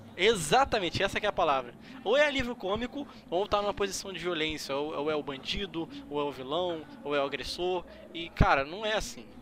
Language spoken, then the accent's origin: Portuguese; Brazil; eu sou brasileiro